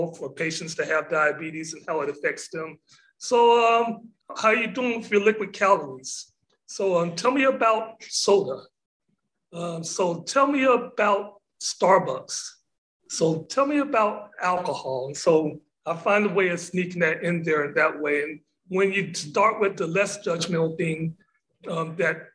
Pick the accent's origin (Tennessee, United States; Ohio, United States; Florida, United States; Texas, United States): Texas, United States; Corrigan; now in Galveston, United States; living in Galveston and then also growing up in East Texas. I went to high school in a little town called Corrigan, which is 25 miles south of Lufkin.